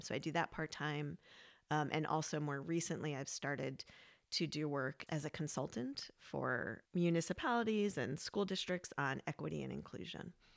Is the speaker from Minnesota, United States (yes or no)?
no; New York, United States; now in Vermont, United States; I'm from New York